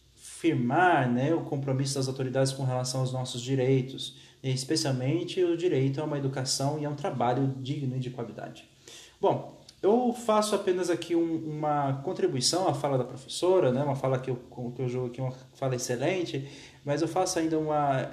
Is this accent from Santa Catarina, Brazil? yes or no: no; São Paulo, Brazil; accent: paulista caipira; now in Campina Grande, Brazil; eu sou de São Paulo, tenho uma experiência na escola pública em São Paulo com todas as suas seus problemas. Agora estou aqui na rede pública da Paraíba